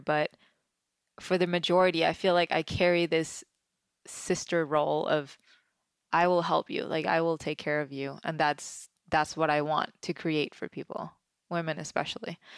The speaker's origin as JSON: {"language": "English", "country": "Denmark", "tie": "born or raised there", "moved": "yes", "lives_now": "Los Angeles, United States", "said": "growing up, I grew up in Denmark, which is very different than you know, small town country Denmark"}